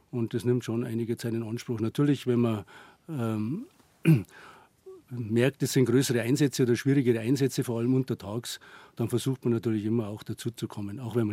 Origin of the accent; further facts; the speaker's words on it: Bad Reichenhall, Bavaria, Germany; Ja, ich bin in Bad Reichenhall aufgewachsen, in die Berge.